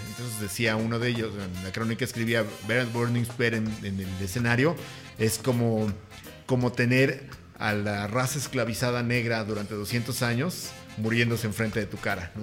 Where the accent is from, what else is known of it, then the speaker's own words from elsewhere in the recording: Aragón, Mexico City, Mexico; Yo soy de Aragón